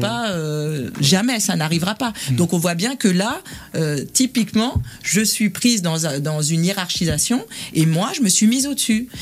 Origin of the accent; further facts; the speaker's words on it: southern suburbs of Paris, Île-de-France, France; je suis né à Paris 13 et j'ai grandi en banlieue sud